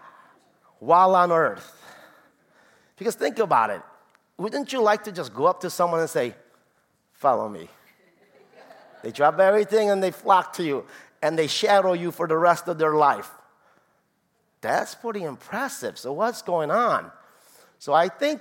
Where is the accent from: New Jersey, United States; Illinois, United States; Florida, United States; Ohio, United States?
Illinois, United States; Chicago; I'm from Chicago, close to Rockford